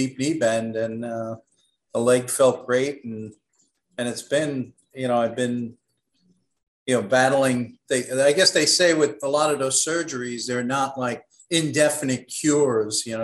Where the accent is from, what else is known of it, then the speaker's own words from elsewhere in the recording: New York City, New York, United States; I grew up in Brooklyn